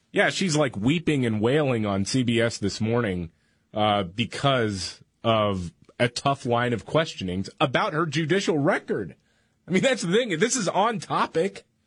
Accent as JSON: {"language": "English", "town": "Houston", "region": "Texas", "country": "United States", "tie": "born or raised there", "said": "when we moved schools when I was growing up in Houston"}